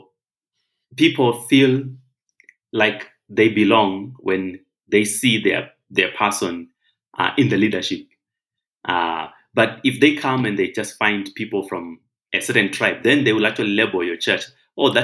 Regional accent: Zimbabwe; now in Kenya; I'm actually not Kenyan. I'm from Zimbabwe. So my tribe is actually Shona, the Shona people of Zimbabwe

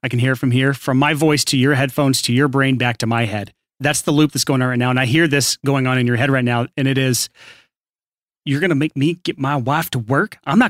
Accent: Alabama, United States; I mean, I was born and raised in Alabama, yeah. So that's my actual voice.

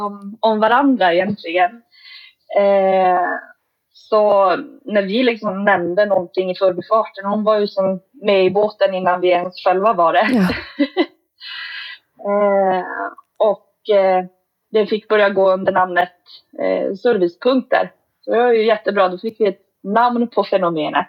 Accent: Kiruna, Norrbotten County, Sweden; now in Vittangi, Sweden; Vi är båda födda och uppvuxna i Kiruna, Kiruna stad

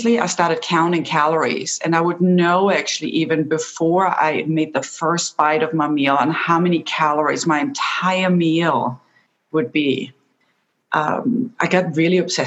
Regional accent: Austria; moved away; So I'm originally from Austria and my entire family is still back home.

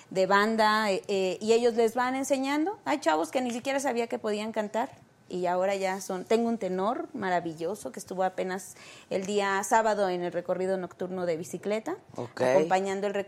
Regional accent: Azcapotzalco, Mexico City, Mexico; Este, escapo del Rosario.

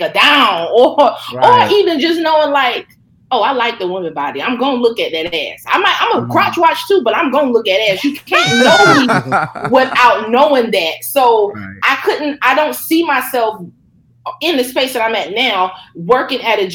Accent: South Carolina, United States; I'm from South Carolina

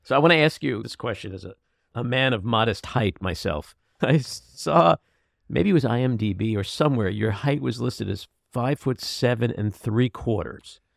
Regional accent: New York City, New York, United States; I grew up in Queens and I went to city schools

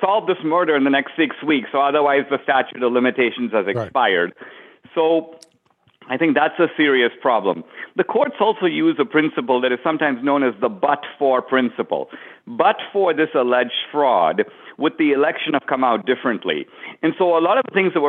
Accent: India; now in United States; in the years I've been in America, I was born in India

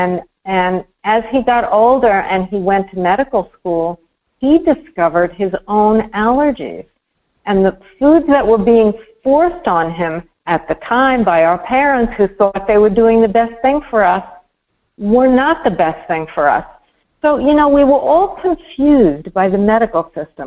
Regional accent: New York, United States; I grew up in New York

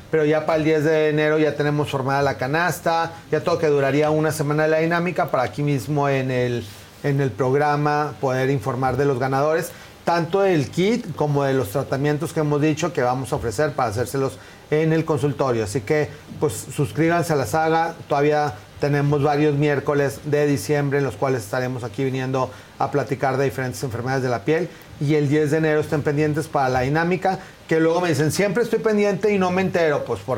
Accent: Mexico; o como también como buenos mexicanos, hasta que ya no puedas caminar del dolor, es cuando van al doctor

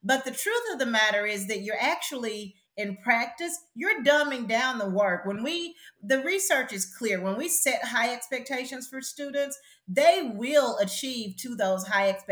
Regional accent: the South, United States; I identify as a Black woman from the South who grew up extremely poor

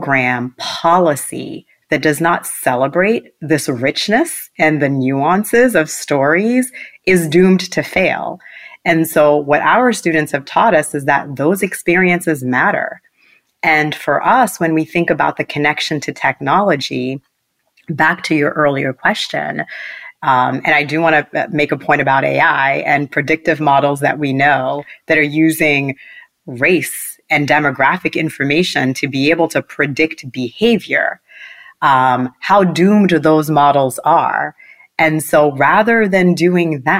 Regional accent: Boston, Massachusetts, United States; also born or lived in Port-au-Prince, Haiti; I grew up in Mattapan, Massachusetts

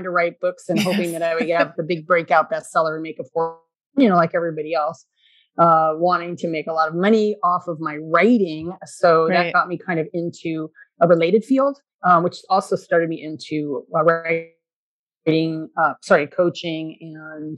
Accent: California, United States; I grew up in California

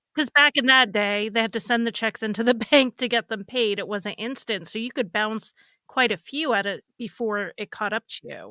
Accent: Northeast, United States; I grew up in the Northeast

